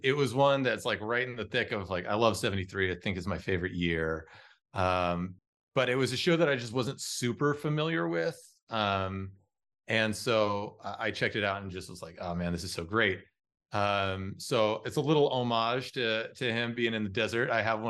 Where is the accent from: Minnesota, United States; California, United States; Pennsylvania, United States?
California, United States; Los Angeles; I'm from Los Angeles and I'm out in the desert